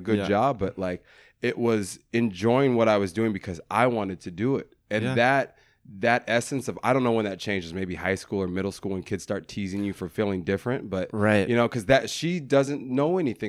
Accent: Denver, Colorado, United States; Denver, Colorado. Okay. I'm from Denver, Colorado. I come from a loving family, a really loving family.

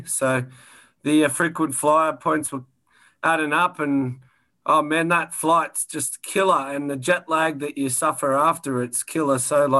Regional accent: Sydney, New South Wales, Australia; moved away as an adult; also born or lived in Central Coast, New South Wales; now in Toronto, Canada; I'm from Sydney, Australia, and have been residing in Toronto for about 4 years now.

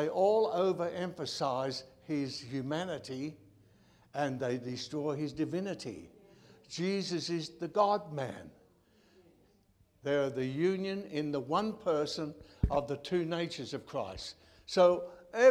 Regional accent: Australia; Being an Australian

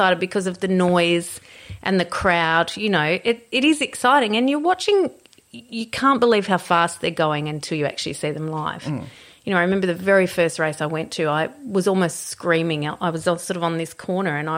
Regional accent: Australia; I'm from Australia.

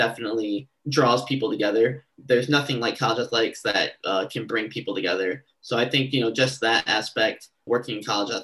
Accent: Lansing, Michigan, United States; I'm from Michigan, from the Lansing, Michigan area. So I knew I wanted to come home, see family

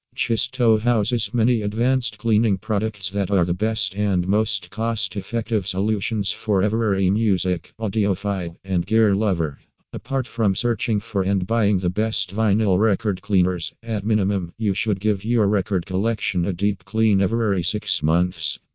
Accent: Ukraine; from Ukraine

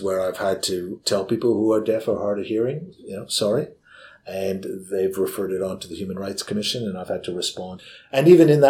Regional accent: Canada; moved away as an adult; now in Victoria, Australia; my home country of Canada

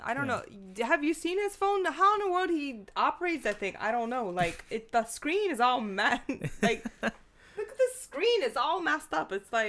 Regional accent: Louisiana, United States; moved away; I'm from Louisiana.

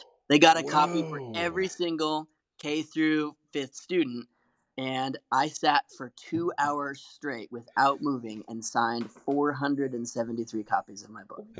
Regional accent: Liberty, Missouri, United States; He looked at the inside jacket and saw I was from Liberty, Missouri, which is just like it was like an hour and a half or 2 hours away from his town.

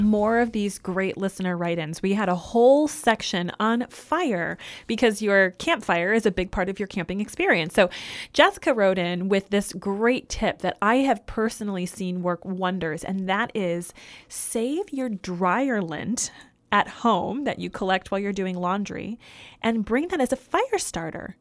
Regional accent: Michigan, United States; moved away; I grew up in Michigan

